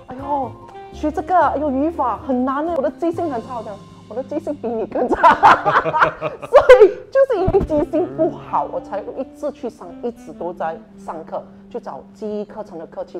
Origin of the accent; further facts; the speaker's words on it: Penang, Malaysia; 因为刚好我是槟城人，他也是槟城人哈，所以我们就谈了很多事情啊